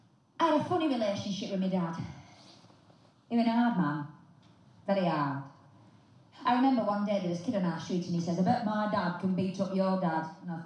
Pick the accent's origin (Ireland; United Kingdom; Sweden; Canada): United Kingdom; Rotherham, Yorkshire and the Humber; But then again, I'm from Rotherham, so it's nice to be anywhere. You see, in Rotherham, we're not twinned with anywhere.